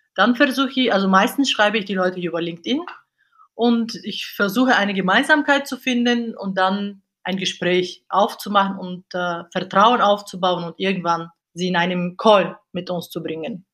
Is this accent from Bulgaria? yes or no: yes; Bulgaria; German is a second language; moved away as an adult; now in Cologne, Germany; Ursprünglich komme ich aus Bulgarien, bin aber hier mit äh, 18 Jahren nach Deutschland gekommen, um zu studieren.